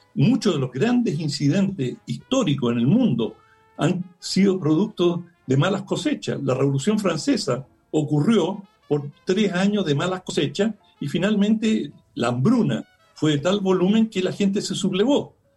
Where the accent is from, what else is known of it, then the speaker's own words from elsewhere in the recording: Chile; como chilenos